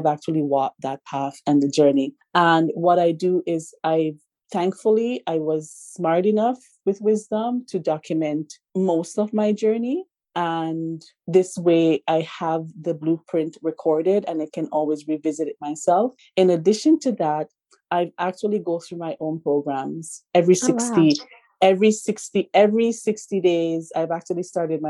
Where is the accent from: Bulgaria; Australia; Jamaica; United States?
Jamaica; now in Canada; I'm from Jamaica